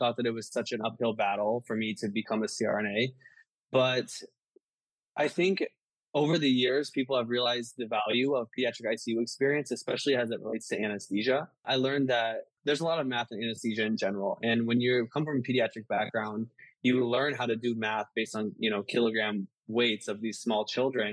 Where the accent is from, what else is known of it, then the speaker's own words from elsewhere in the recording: Midwest, United States; moved away as an adult; also born or lived in Baltimore / Washington, D.C.; now in Chicago, United States; So I grew up in the Midwest and then I moved to the East Coast.